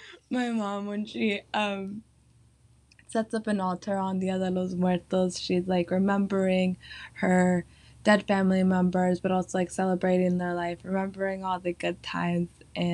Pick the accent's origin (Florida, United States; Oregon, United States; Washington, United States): Oregon, United States; The Dalles; I'm from the Dalles, Oregon. I was born there, and my parents are from Mexico, and they're from Michoacán.